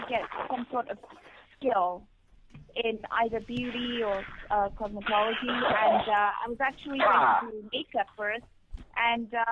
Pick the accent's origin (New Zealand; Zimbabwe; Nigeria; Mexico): Zimbabwe; now in New York, United States; in Zimbabwe. I grew up in Zimbabwe